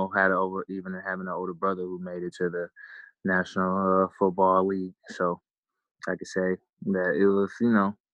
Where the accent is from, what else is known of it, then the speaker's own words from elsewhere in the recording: Richmond, California, United States; I am from the Bay Area, Richmond, California, to be specific.